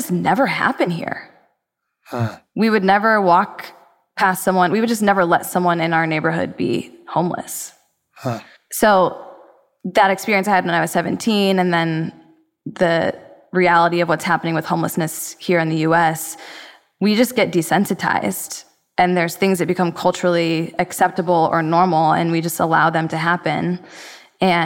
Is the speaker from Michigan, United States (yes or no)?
yes; suburbs of Detroit, Michigan, United States; now in Los Angeles, United States; I grew up in the suburbs of Detroit